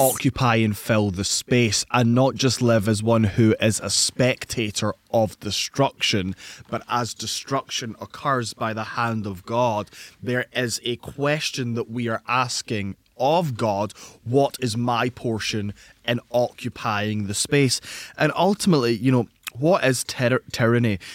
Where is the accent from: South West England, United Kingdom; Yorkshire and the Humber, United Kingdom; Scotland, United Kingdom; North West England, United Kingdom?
Scotland, United Kingdom; in Scotland, as a Scottish man